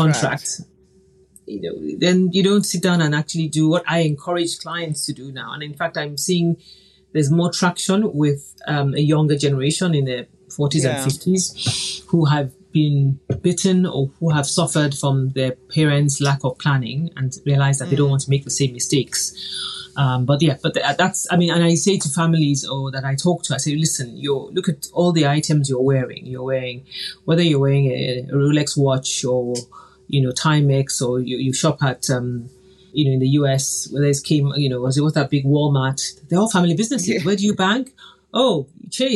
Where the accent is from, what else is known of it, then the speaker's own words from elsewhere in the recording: Nigeria; I grew up in Nigeria in the 70s where there are families that own bakeries, airlines, newspapers